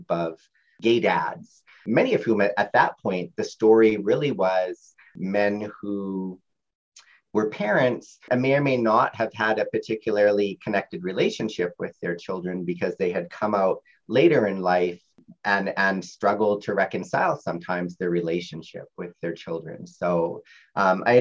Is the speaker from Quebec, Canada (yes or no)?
no; Winnipeg, Manitoba, Canada; I grew up in Fort Richmond and surrounded by a university kind of environment